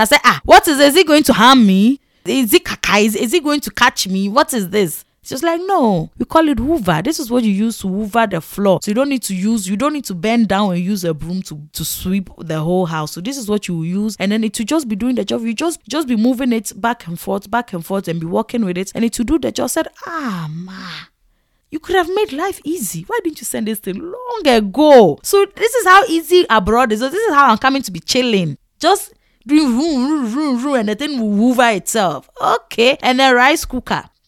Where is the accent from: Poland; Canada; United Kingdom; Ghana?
Ghana; now in Netherlands; I was coming from Ghana to the Netherlands.